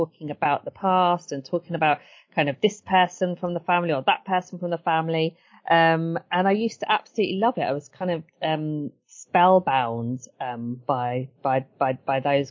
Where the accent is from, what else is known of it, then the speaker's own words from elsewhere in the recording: Brighton, South East England, United Kingdom; also born or lived in Edgware, London; Growing up in Edgware wasn't summer all the time. And then growing up in Brighton as well